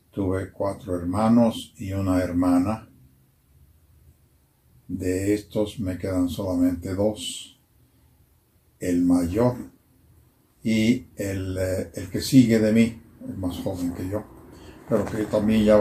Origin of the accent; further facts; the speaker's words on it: Arandas, Jalisco, Mexico; moved away; also born or lived in Italy; como la niñez de, todos mis amigos en el barrio, eh, en Arandas había diferentes barrios.